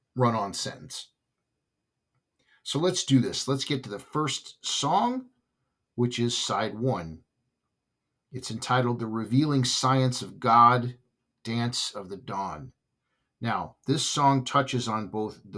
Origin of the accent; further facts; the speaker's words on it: Southern California, United States; when I grew up in Southern California